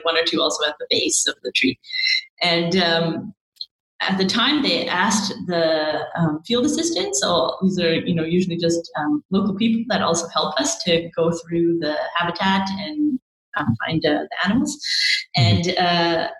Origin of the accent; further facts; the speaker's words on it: Vancouver, British Columbia, Canada; growing up in Vancouver, you're often surrounded by amazing, amazing natural scenery